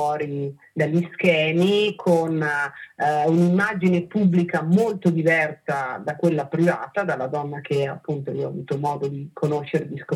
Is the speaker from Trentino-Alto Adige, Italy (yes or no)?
yes; Trentino-Alto Adige, Italy; io sono trentina